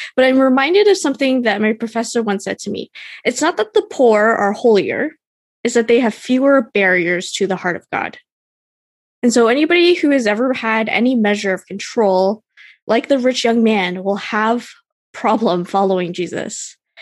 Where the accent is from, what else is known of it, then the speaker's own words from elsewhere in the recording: Canada; I'm Canadian